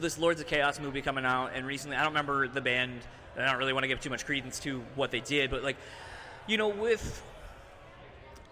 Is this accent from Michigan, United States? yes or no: yes; Michigan, United States; I'm from Michigan